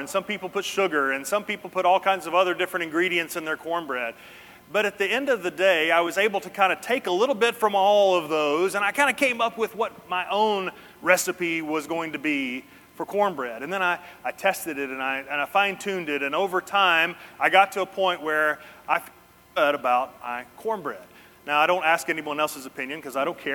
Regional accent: Hendersonville, United States; I grew up in the South, grew up most of my life right here in Hendersonville

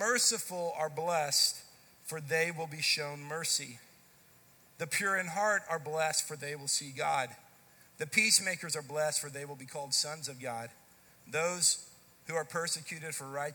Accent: Dallas, Texas, United States; I grew up in the Dallas-Fort Worth area, grew up in the Dallas part of it

